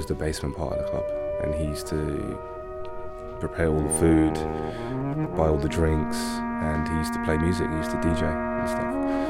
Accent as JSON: {"language": "English", "region": "London", "country": "United Kingdom", "tie": "born or raised there", "said": "I grew up in Hackney, grew up in Stamford Hill, went to school in Stoke Newington, and I used to hang around in Dalston and Kerridge Court."}